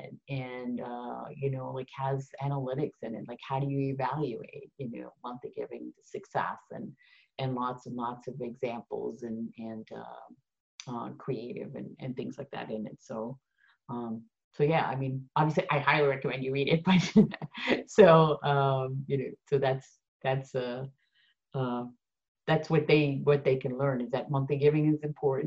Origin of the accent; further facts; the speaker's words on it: Netherlands; now in United States; I'm Dutch